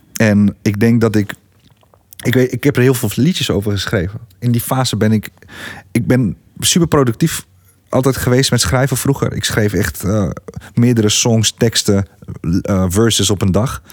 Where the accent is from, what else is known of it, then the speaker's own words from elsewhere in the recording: Gorinchem, South Holland, Netherlands; ik kom uit Gorkum